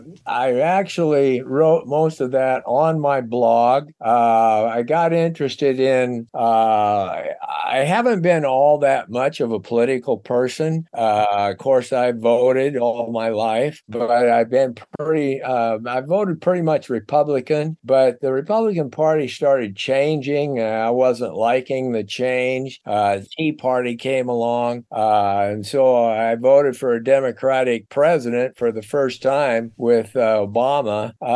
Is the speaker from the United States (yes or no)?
yes; Seattle, Washington, United States; I was born and raised in Seattle, Washington.